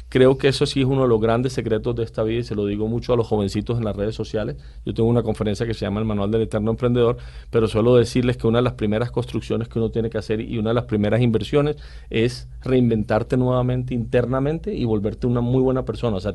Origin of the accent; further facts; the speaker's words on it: Caribbean Region, Colombia; el que más me gusta es el pastel costeño el de nosotros, el de mi tierra, que es con arroz